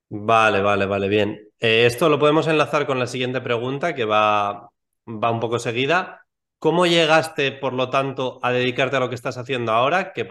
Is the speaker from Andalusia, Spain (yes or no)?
yes; Almería, Andalusia, Spain; soy de Almería, soy de un pueblo de Almería.